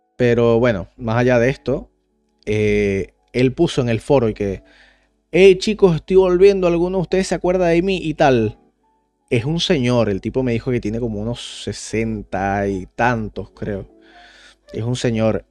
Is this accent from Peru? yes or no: no; Caracas, Venezuela; moved away; cuando yo me fui de Venezuela